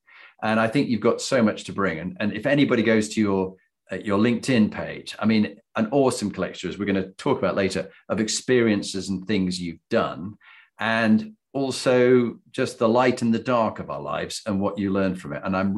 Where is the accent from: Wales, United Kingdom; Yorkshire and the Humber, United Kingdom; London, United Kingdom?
Yorkshire and the Humber, United Kingdom; Halifax; Huddersfield, I'm from Halifax.